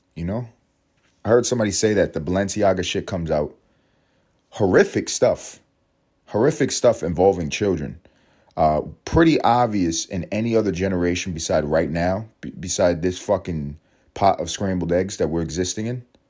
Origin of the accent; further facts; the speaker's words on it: United States; I'm an American